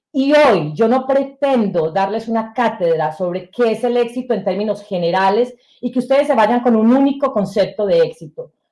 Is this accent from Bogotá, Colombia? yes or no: no; Sonsón, Antioquia, Colombia; moved away as an adult; also born or lived in Bogotá, Colombia; now in United States; el colegio donde nosotros estudiábamos quedaba fuera de nuestro municipio, que es Sonsón, en Antioquia, estoy hablando de Colombia, que es mi, mi, mi país de origen.